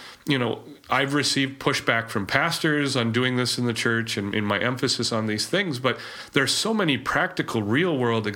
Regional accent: Grand Forks, North Dakota, United States; We're both Eastern North Dakota boys. Adam's from Valley City. I'm from Grand

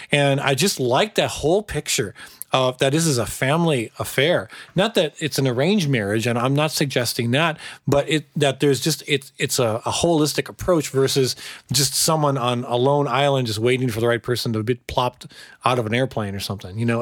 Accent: United States; as an American

